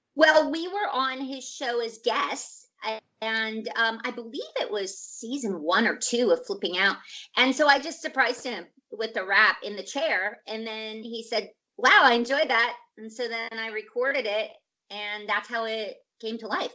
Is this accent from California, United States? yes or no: no; Scottsdale, Arizona, United States; also born or lived in Portland, Oregon; now in Los Angeles, United States; i was uh, born in portland oregon shout huh? out to portland and then i grew up in arizona